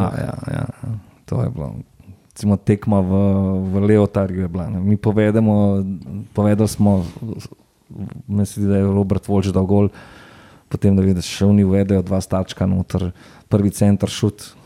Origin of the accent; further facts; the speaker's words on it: Ljubljana, Slovenia; odraščal sem v Kosezah